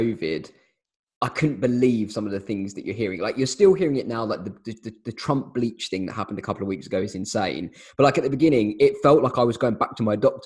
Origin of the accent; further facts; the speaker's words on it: London, United Kingdom; I'm from London.